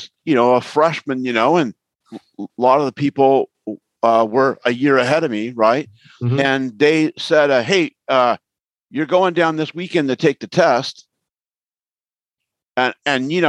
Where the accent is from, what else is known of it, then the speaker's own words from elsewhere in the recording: Ventura County, California, United States; I'm from the Ventura County area